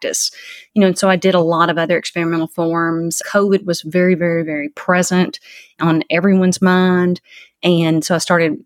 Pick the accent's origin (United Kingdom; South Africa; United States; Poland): United States; moved away; my hometown where I grew up in Christian County